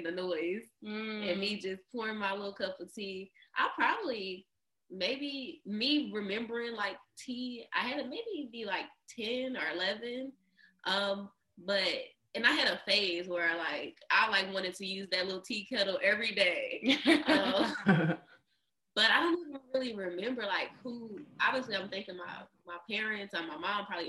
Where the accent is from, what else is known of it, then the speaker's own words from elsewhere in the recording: Kentucky, United States; now in California, United States; I'm from Kentucky